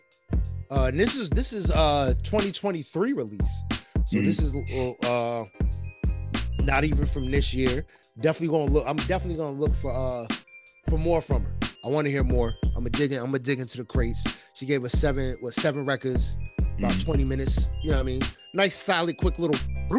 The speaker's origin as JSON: {"language": "English", "region": "New Jersey", "country": "United States", "tie": "born or raised there", "said": "We're 3 cats from New Jersey, born and raised, born and bred"}